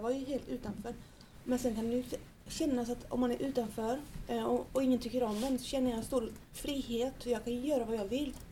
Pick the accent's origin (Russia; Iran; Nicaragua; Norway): Nicaragua; now in Sweden; när jag var liten så var, åt jag ju väldigt bra mat hemma i Nicaragua